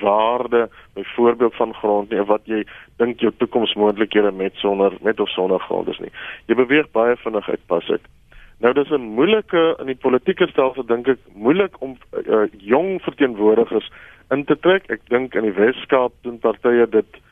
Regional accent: South Africa

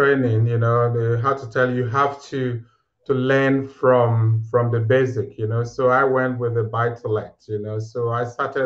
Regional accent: Nigeria; moved away as an adult; also born or lived in Aberdeen, United Kingdom; now in United Kingdom; I'm originally from Nigeria, you know, and I moved to the UK 2008

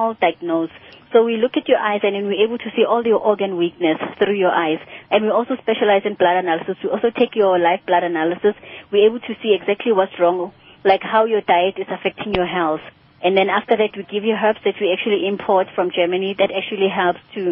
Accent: Soweto, Gauteng, South Africa; I'm from Soweto.

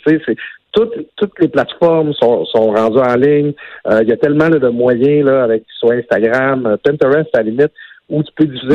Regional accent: Saguenay, Quebec, Canada; je viens du Saguenay.

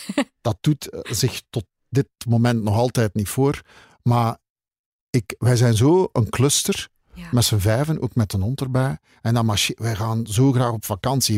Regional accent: Zele, Flanders, Belgium; also born or lived in Dendermonde; Ik ben geboren in Zelen. Dat ligt naast Endermonde, waar ik nog altijd woon.

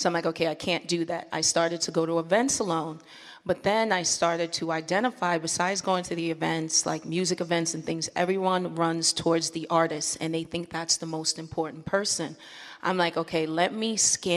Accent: East Coast, United States; moved away as an adult; now in Los Angeles, United States; I'm originally from the East Coast

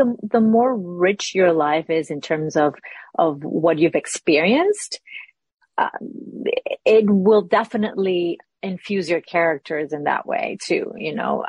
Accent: Lima, Peru; moved away as an adult; now in United States; I was born and raised in Peru, Lima, Peru. I came to this country about 20 years ago.

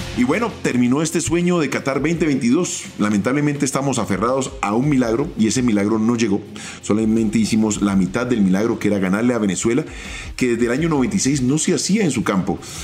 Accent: Colombia; como colombianos

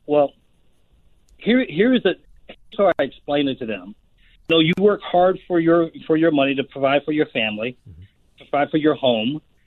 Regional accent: United States; who we are as Americans

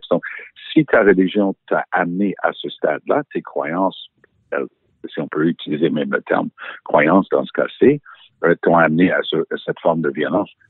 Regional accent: United Kingdom; accent: English; French is a second language; now in France; Et oui, j'ai mon passeport français malgré mon petit accent anglais.

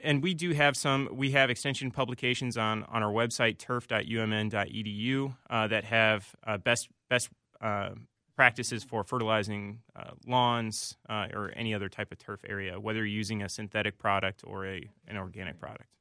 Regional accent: Indiana, United States; moved away as an adult; now in Minnesota, United States; I'm originally from Indiana

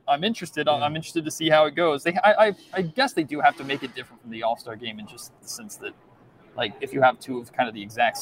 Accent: Salt Lake City, Utah, United States; moved away; also born or lived in Sacramento; my hometown

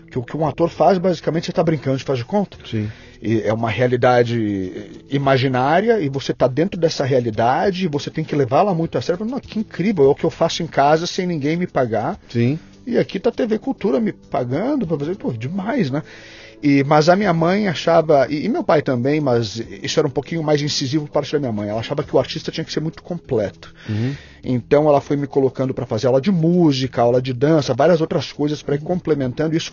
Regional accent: Porto Alegre, Rio Grande do Sul, Brazil; born there; also born or lived in abroad; eu cresci é, é, metade no Brasil, metade fora do Brasil. Minha vida foi meio a meio

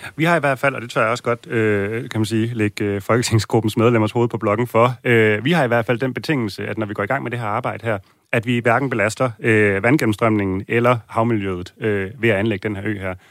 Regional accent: Copenhagen, Capital Region of Denmark, Denmark; vi som københavnere

